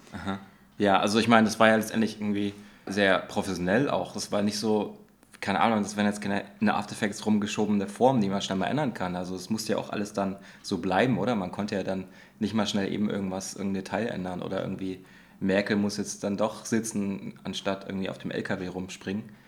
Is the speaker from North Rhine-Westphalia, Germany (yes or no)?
no; Dresden, Saxony, Germany; bei uns in Dresden an der Kunsthochschule